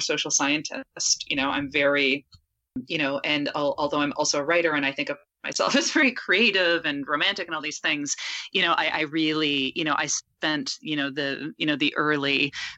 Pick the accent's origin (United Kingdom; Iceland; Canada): Canada; I'm Canadian